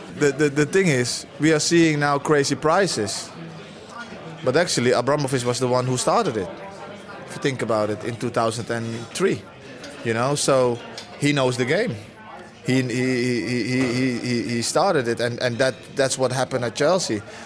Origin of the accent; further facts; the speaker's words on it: Netherlands; Yeah, but I'm Dutch. I'm Dutch. I was brought up in Holland from when I was five. I lived all my youth in Holland.